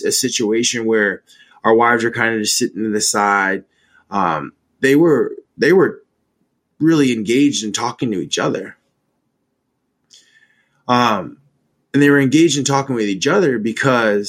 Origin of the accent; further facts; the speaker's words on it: Maine, United States; now in DC, Maryland, Virginia area, United States; I'm from Maine, so I'm used to dealing with 2-3 feet of snow